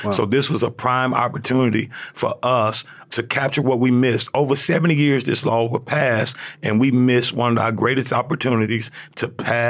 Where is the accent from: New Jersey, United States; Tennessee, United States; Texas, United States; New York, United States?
Tennessee, United States; Memphis; So I grew up in Memphis, in the heart of South Memphis, Tennessee.